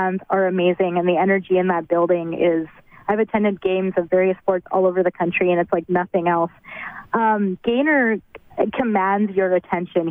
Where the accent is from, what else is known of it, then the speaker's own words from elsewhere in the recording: Edmonton, Alberta, Canada; I'm born and raised in Edmonton, Alberta